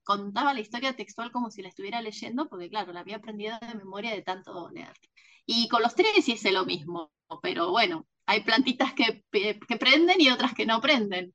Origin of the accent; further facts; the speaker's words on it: Mar del Plata, Buenos Aires Province, Argentina; autora de Penguin Random House de la ciudad de Mar del Plata